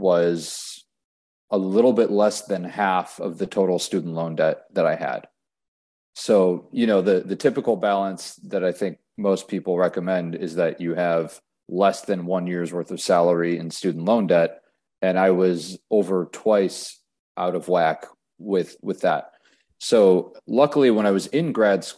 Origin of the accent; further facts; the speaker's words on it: Whitefish Bay, Wisconsin, United States; moved away as an adult; also born or lived in Ohio; now in Winston-Salem, United States; I grew up in Whitefish Bay, Wisconsin, which is a suburb of Milwaukee